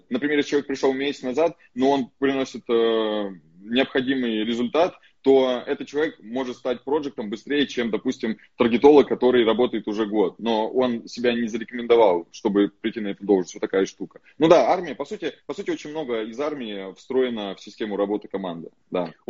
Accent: Far East, Russia; born there; потому что я родился на Дальнем Востоке, в селе, Э, вот, в военном городке.

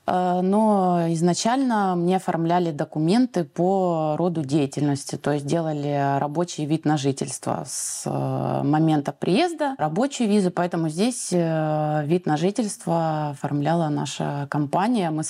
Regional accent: Moscow, Russia; moved away as an adult; now in Tunisia; Я сама родом из Москвы.

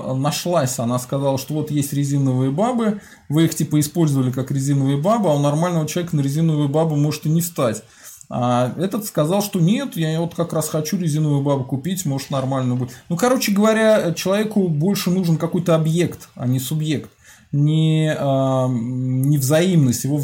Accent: Skopin, Ryazan Oblast, Russia; Я сам родом из Скопина.

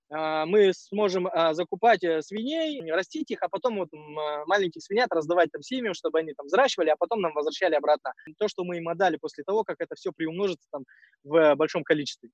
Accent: Kazakhstan; мы казахи

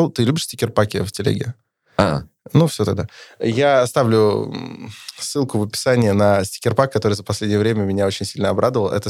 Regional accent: Kirov Oblast, Russia

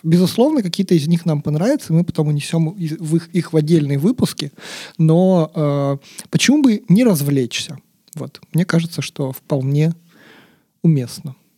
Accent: Yekaterinburg, Sverdlovsk Oblast, Russia; я, как любой, значит, екатеринбуржец

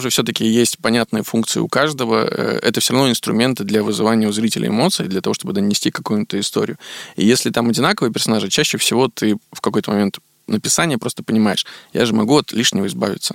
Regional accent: Veliky Novgorod, Novgorod Oblast, Russia; born or raised there; now in Moscow, Russia

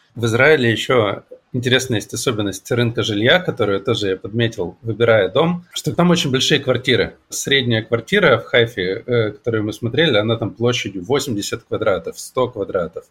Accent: Siberia, Russia; moved away; also born or lived in Krasnoyarsk; Я сибиряк, который привык к такому климату

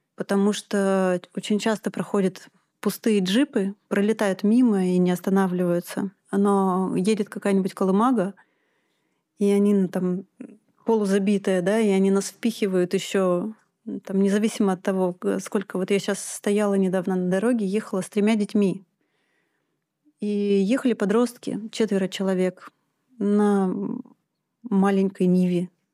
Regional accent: Moscow, Russia; moved away as an adult; now in Altai Krai, Russia; я москвичка

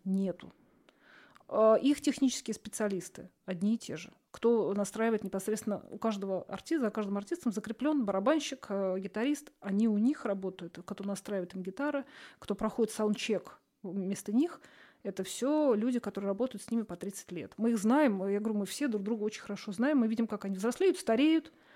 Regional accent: Russia; я вот из России

